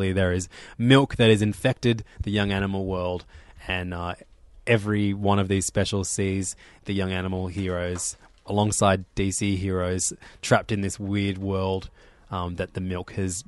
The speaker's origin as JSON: {"language": "English", "country": "Ireland", "said": "I'm Irish, and I've been on tour with …."}